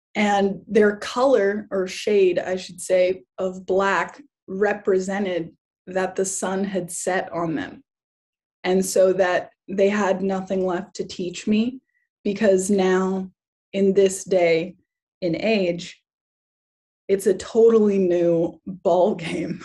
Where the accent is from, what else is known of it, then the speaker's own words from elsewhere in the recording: Kauai, Hawaii, United States; I grew up in Hawaii. I grew up in Kauai, um, in K Town. That was where I mostly lived when I was a kid.